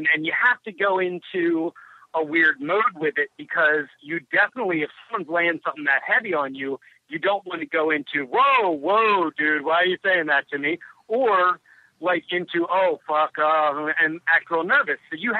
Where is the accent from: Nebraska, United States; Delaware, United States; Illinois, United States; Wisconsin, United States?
Delaware, United States; Wilmington; born there; I was born in Wilmington General